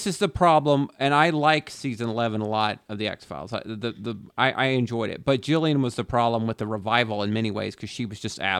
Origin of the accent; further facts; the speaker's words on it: Texas, United States; I grew up in parts of Texas.